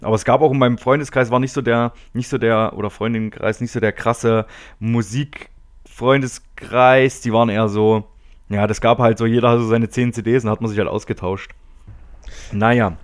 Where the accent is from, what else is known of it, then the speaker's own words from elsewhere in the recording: area around Erfurt, Thuringia, Germany; die Ecke, wo ich herkomme